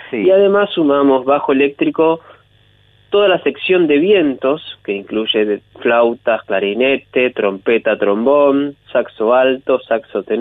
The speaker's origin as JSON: {"language": "Spanish", "town": "Pehuajó", "region": "Buenos Aires Province", "country": "Argentina", "said": "yo soy de Peguajó."}